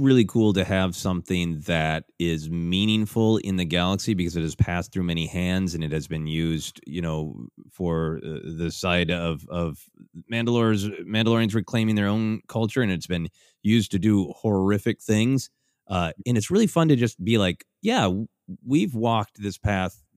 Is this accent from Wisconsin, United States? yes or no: no; Minnesota, United States; Growing up in Minnesota